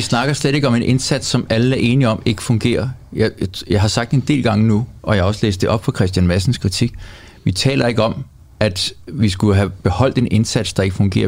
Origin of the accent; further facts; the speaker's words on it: Greenland; moved away; jeg voksede op på Grønland